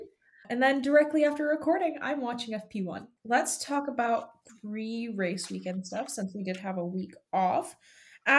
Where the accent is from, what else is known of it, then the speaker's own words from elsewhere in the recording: United States; As I am American